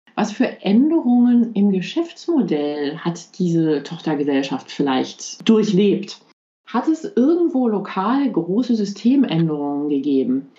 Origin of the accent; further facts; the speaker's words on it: Belgium; first language German; now in Luxembourg; Ich bin in Belgien aufgewachsen